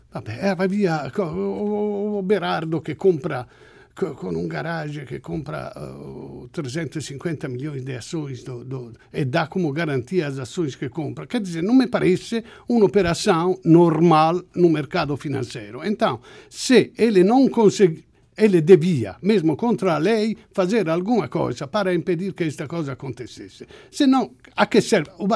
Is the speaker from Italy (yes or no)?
yes; Italy; Portuguese is a second language; now in Portugal; eu venho da Itália